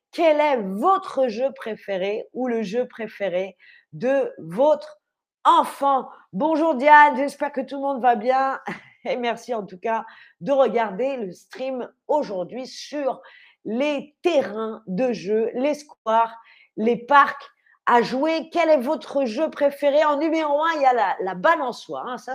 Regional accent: Paris, Île-de-France, France; Le terrain de jeu de mon enfance à Montmartre puisque j'ai grandi à Paris, à Montmartre.

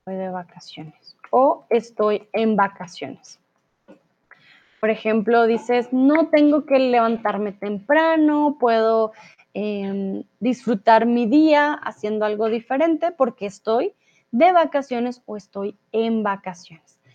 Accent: Colombia; yo soy de Colombia.

